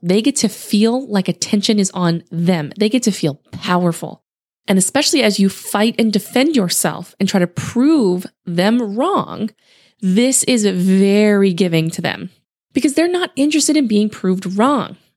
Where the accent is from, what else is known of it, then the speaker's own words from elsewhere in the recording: Louisiana, United States; also born or lived in Utah; now in Houston, United States; I grew up in Louisiana